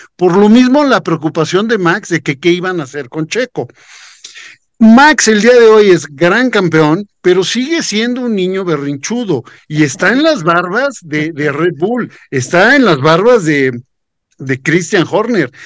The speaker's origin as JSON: {"language": "Spanish", "country": "Mexico"}